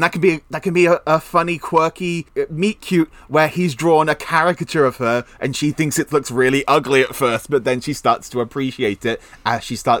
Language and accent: English; England, United Kingdom; So, I'm English